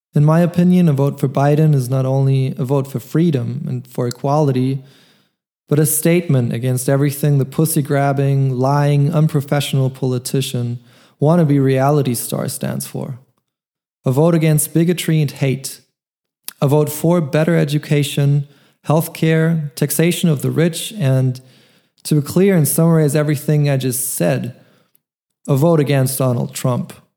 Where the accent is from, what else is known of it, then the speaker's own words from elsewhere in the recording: Germany; moved away as an adult; also born or lived in Munich, Germany; now in Vienna, Austria; I'm half American musician, born in Germany. Two years ago, I moved from Munich to Vienna, Austria